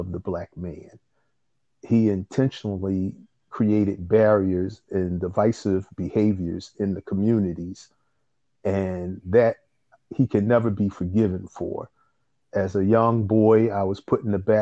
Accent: Philadelphia, Pennsylvania, United States; I'm an indigenous Philadelphian by way of North Philadelphia

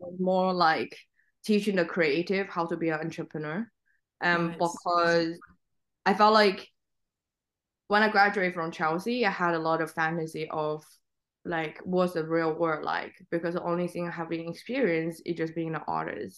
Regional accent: Xiamen, Fujian, China; English is a second language; now in London, United Kingdom; the town I grew up is called Xiamen

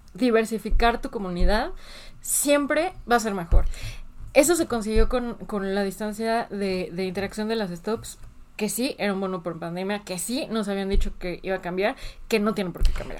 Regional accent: Mexico; no como mexicanos

